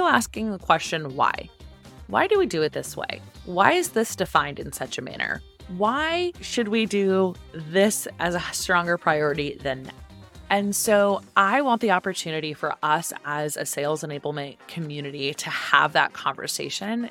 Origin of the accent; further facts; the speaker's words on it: Silicon Valley, California, United States; moved away as an adult; also born or lived in Atlanta, Georgia; I grew up in Silicon Valley